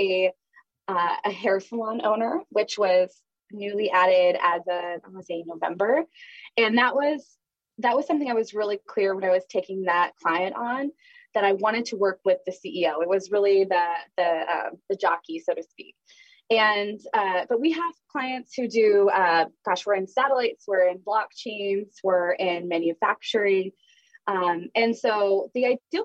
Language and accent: English; Chicago, Illinois, United States; also born or lived in Washington, D.C.; I'm from Chicago, but I moved to DC after college